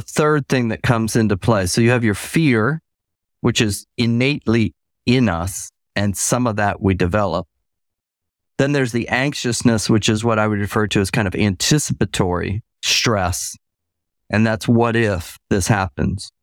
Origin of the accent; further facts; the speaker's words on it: Tampa, Florida, United States; also born or lived in Michigan; now in Southeast Georgia, United States; growing up in Tampa as a kid